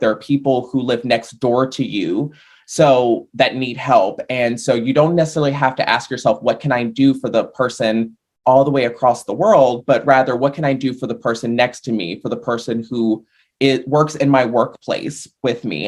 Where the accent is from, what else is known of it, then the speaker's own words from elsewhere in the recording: Richmond, Virginia, United States; I live in a brewery town, and so that's the kind of thing we do in Richmond, Virginia